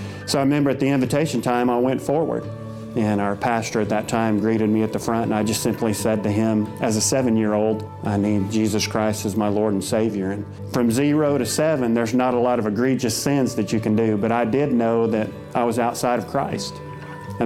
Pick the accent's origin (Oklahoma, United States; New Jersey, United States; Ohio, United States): Oklahoma, United States; Dewey; I grew up in Dewey, Oklahoma, northeast Oklahoma